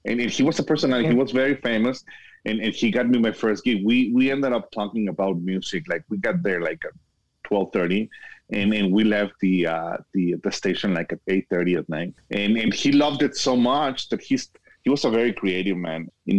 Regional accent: Guadalajara, Jalisco, Mexico; also born or lived in Miami; now in El Paso, United States; I was born and raised in Guadalajara, Mexico, but now I'm living in El Paso, Texas. I lived in Florida in Miami for 19 years

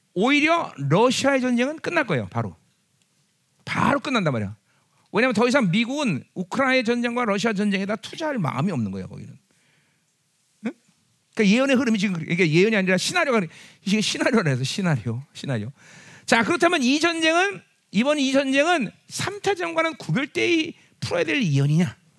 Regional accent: South Korea; 우리는 한국 사람이기 때문에

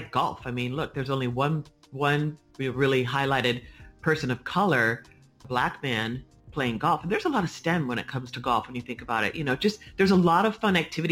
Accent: San Francisco, California, United States; I'm from San Francisco, born and raised

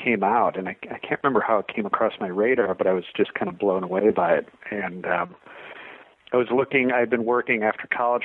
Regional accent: Northbrook, Illinois, United States; moved away as an adult; also born or lived in Chicago, Illinois / Lake Charles, Louisiana; I grew up in the Chicago suburbs and then went to school downstate, University of Illinois

